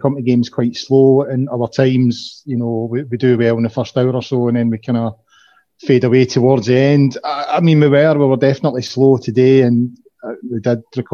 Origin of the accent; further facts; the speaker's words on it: the Highlands, Scotland, United Kingdom; also born or lived in Glasgow; I stayed in the Highlands. I moved from Glasgow to the Highlands in the sort of early 70s, and Ross County was actually the first team I went to see